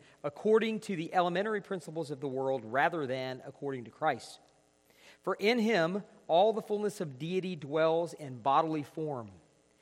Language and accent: English; northeast Georgia, United States; moved away as an adult; now in Clovis, United States; So we're here from Georgia, northeast Georgia